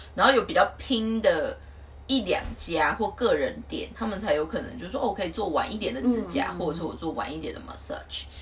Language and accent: Chinese; Taiwan; moved away as an adult; now in Tokyo, Japan; 我们来自于台湾的那个背景